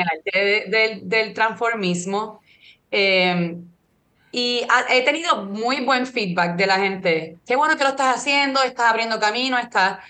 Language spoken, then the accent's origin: Spanish; Puerto Rico; yo que soy de Puerto Rico